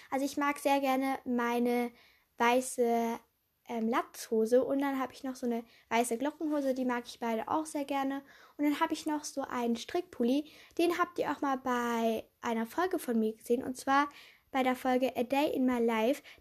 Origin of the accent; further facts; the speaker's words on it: Switzerland; weil ich bin ja Schweizerin